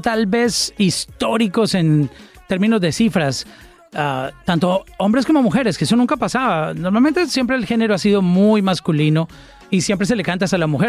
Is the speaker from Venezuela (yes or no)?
no; Colombia; mi país, en Colombia